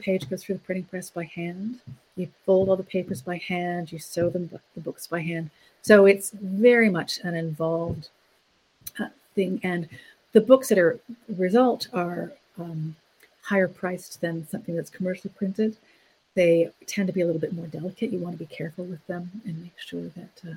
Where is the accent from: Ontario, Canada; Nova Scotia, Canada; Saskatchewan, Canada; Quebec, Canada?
Ontario, Canada; moved away; I grew up in Ontario, and a lot of the wood type I have is from the newspaper in my hometown